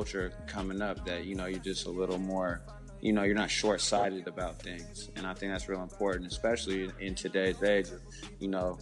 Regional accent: Alameda, California, United States; I'm from Alameda, California, which is in the Bay Area

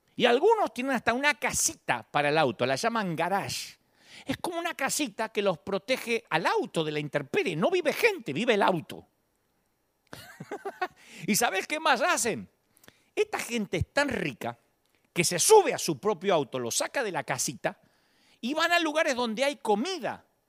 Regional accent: Billinghurst, Buenos Aires Province, Argentina; moved away; de Billinghurst, mi barrio natal

